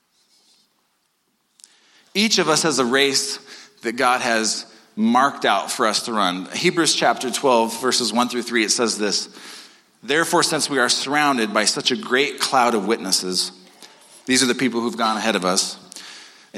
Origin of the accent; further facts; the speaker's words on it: United States; I'm an American.